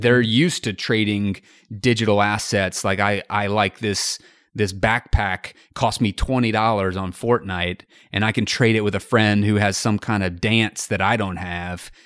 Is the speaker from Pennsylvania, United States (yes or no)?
no; North Carolina, United States; also born or lived in Columbia, South Carolina / Wilmington, North Carolina / Los Angeles; I was born in Columbia, South Carolina, and I lived there for about three weeks before moving, uh, up, up to North Carolina.